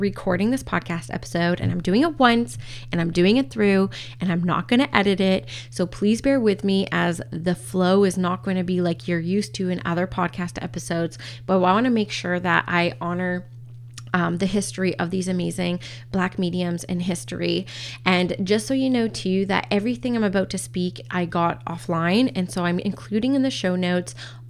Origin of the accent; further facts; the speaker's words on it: Canada; I'm First Nations Canadian, as well as Scottish descent as well, and English and Canadian